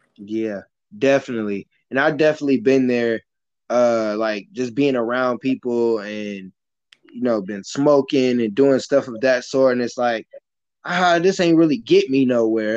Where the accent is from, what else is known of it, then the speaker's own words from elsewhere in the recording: Michigan City, Indiana, United States; I grew up in Michigan City, Indiana, so that's a small town.